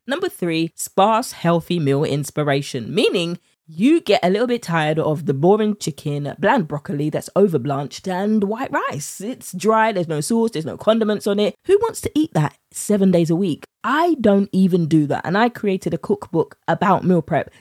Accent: United Kingdom; accent: British; my British accent

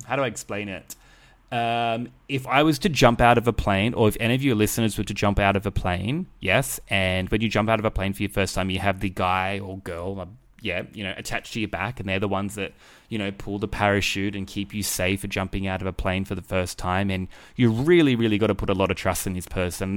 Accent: Australia; I'm Australian

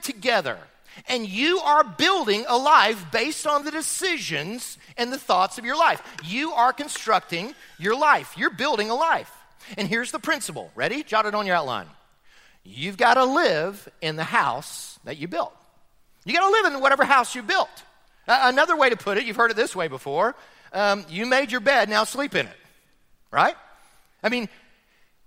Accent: Florida, United States; now in Chattanooga, United States; I grew up in Florida

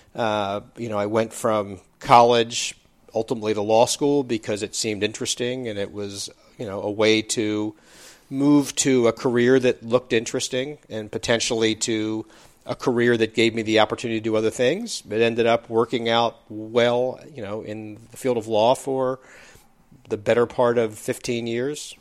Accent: East Coast, United States; moved away as an adult; also born or lived in Bay Area, California; I grew up on the East Coast

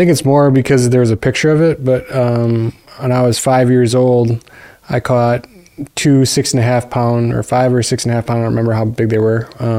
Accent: Fond du Lac, Wisconsin, United States; So I grew up in Fond du Lac, and we were a fishing family.

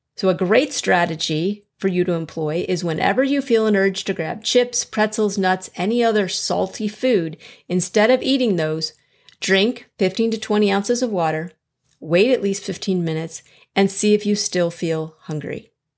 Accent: Chicago, Illinois, United States; moved away as an adult; now in Fort Worth, United States; I'm originally from Chicago, so I understand below zero and blizzards.

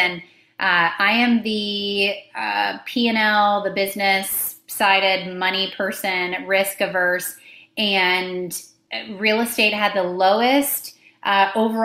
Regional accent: Tampa, Florida, United States; I grew up in the Tampa Bay area

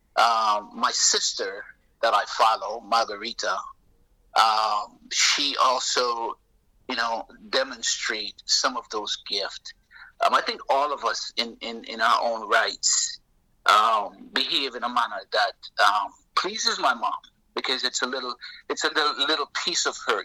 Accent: Jamaica; also born or lived in Toronto, Canada; now in Florida, United States; I'm Jamaican. Um, I am I'm I'm full-blooded Jamaican. Um, but I left I left the island um, in the early '70s and um, moved to Toronto, Canada

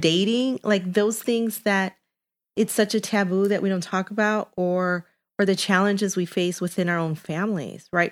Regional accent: Chicago, Illinois, United States; I am half Colombian, half Mexican, born and raised in Chicago in Little Village

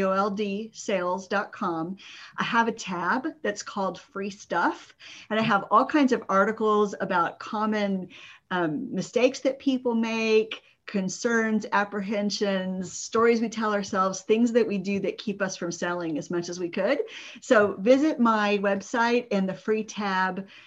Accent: San Antonio, Texas, United States; I grew up in Texas in the suburb of San Antonio.

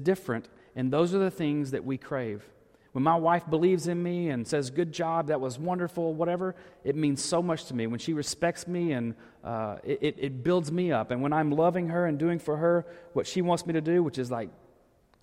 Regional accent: Arkansas, United States; moved away; growing up in Arkansas.

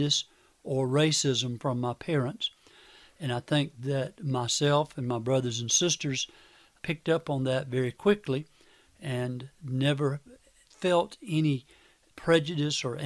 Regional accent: Manning, South Carolina, United States; I grew up in Clarendon County, a little town of Manning.

